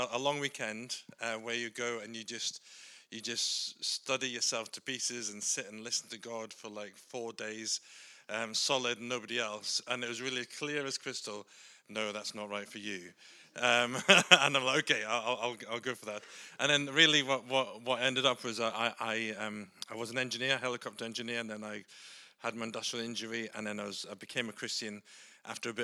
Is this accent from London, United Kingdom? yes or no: no; Scotland, United Kingdom; I'm Scottish.